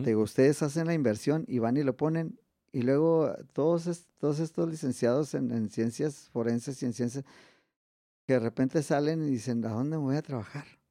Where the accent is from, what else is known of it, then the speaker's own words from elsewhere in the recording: Mexico; also born or lived in Ciudad Juárez; somos mexicanos